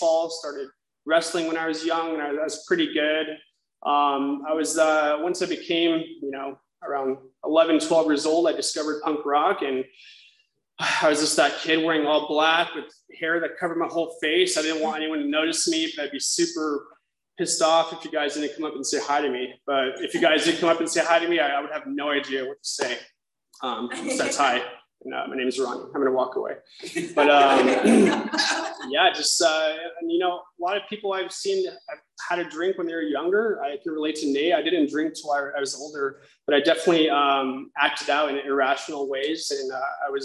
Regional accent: South Orange County, California, United States; I grew up in South Orange County. We moved around a lot

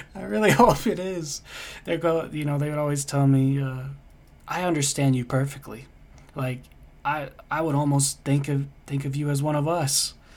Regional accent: United States; also born or lived in Denmark; I'm from the States

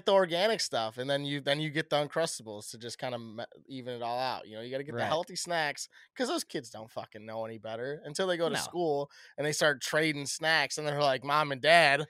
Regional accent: Midwest, United States; We're just from the Midwest, so we only see certain things get farmed at a very high level, at a high rate.

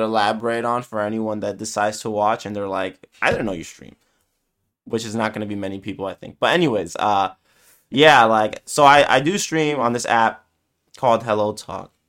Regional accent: New York City, New York, United States; I'm from New York

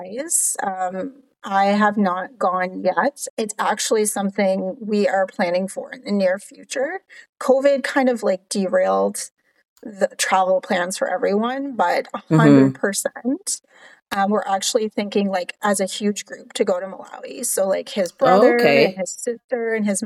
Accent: Cape Breton, Nova Scotia, Canada; moved away as an adult; also born or lived in Halifax, Canada / Edmonton, Canada / Grand Prairie, Canada; now in Texas, United States; I grew up in Cape Breton

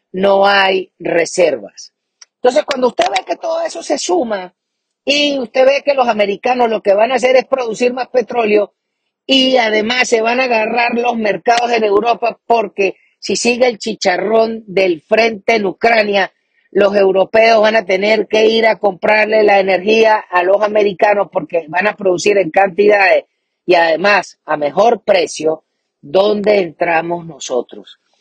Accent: Venezuela

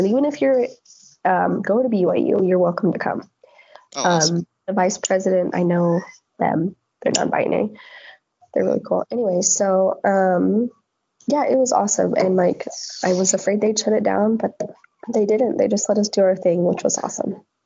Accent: Netherlands; growing up in the Netherlands

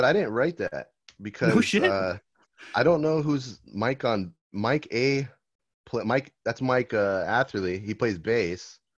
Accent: Argentina; I'm like Argentinian.

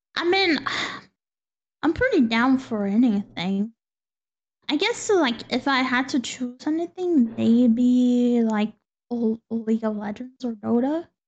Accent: Texas, United States; now in Spain; it's the first time I've been out of Texas

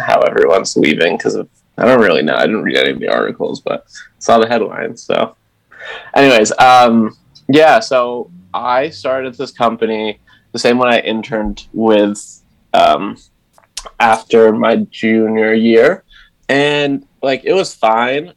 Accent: Essex, United States; I'm from Essex, which is basically the larger town that um, sends kids to the same high school Avery and I went

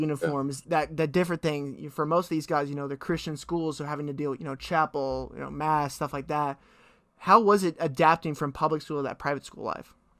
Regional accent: Fort Worth, Texas, United States; I grew up in Fort Worth

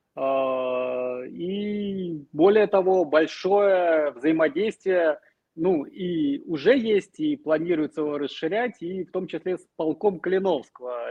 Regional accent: Smolensk, Smolensk Oblast, Russia; now in Kyiv, Ukraine; уроженец Смоленска

